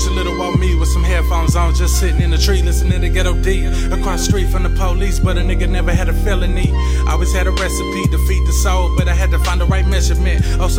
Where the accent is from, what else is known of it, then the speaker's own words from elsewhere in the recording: Tulsa, Oklahoma, United States; I'm a rapper from Tulsa. I'm from the city of North Tulsa